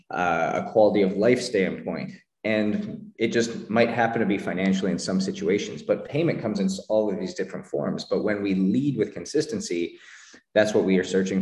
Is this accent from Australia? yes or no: no; Canada; I grew up in Canada